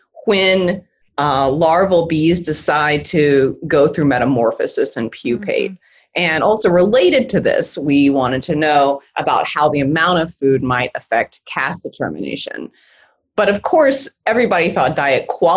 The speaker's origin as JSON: {"language": "English", "region": "Louisiana", "country": "United States", "tie": "born or raised there", "moved": "yes", "lives_now": "North Dakota, United States", "said": "I grew up in Louisiana"}